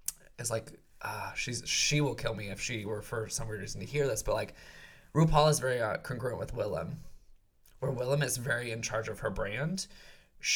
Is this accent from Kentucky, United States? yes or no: yes; Kentucky, United States; I grew up in Kentucky, wasn't really exposed to drag queens